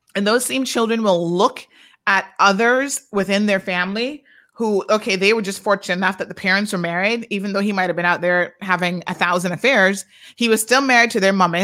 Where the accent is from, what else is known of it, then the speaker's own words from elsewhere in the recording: Georgetown, Demerara-Mahaica, Guyana; I am from Georgetown